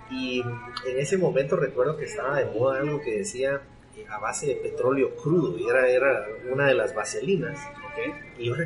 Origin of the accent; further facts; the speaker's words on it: Guatemala; Bueno, yo soy guatemalteco, eh, chapín hecho en Guatemala